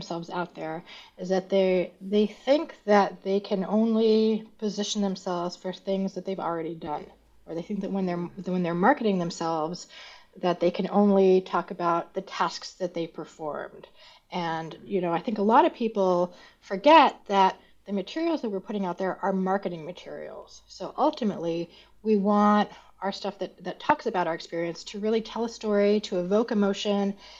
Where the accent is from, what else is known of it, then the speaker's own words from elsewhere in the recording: Montreal, Quebec, Canada; I'm also Canadian, so I'm originally from Montreal